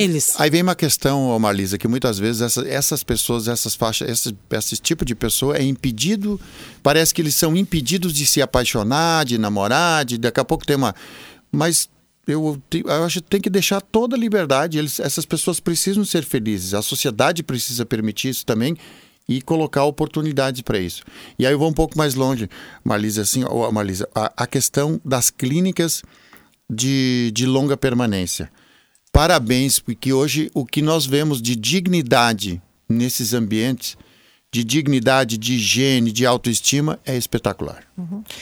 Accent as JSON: {"language": "Portuguese", "town": "Venâncio Aires", "region": "Rio Grande do Sul", "country": "Brazil", "tie": "born or raised there", "said": "sou natural de Venâncio Aires, capital nacional do chimarrão"}